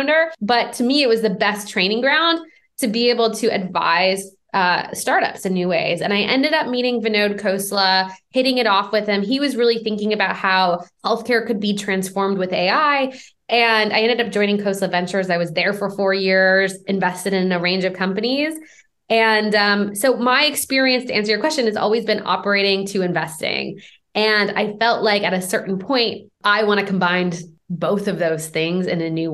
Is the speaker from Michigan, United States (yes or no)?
yes; Michigan, United States; moved away as an adult; also born or lived in Vancouver, Canada; now in Bay Area, United States; I'm originally from Michigan